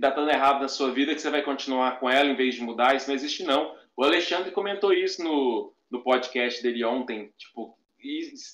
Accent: Patos de Minas, Minas Gerais, Brazil; Ah, é, Patos de Minas, Patos de Minas é, é perto de Berlândia.

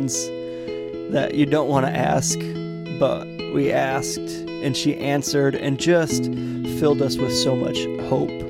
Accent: Michigan, United States; we're from Michigan

